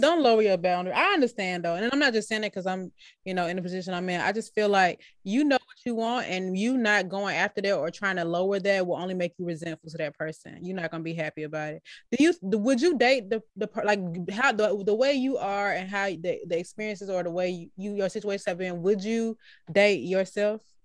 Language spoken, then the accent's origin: English; United States; I'm American